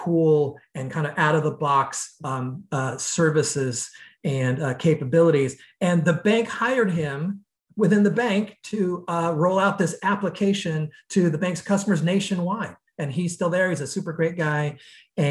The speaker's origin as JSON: {"language": "English", "country": "United States", "said": "being an American, most of the companies I've been with have been very US, North America focused"}